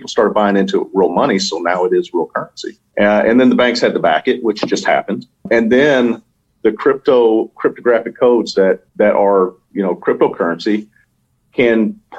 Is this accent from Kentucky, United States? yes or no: yes; Louisville, Kentucky, United States; You know, I'm from Louisville, Kentucky. You know, we're just country boys there.